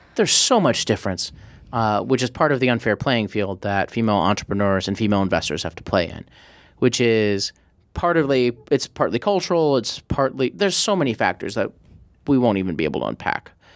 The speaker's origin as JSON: {"language": "English", "region": "Midwest", "country": "United States", "tie": "born or raised there", "said": "loved growing up in the Midwest"}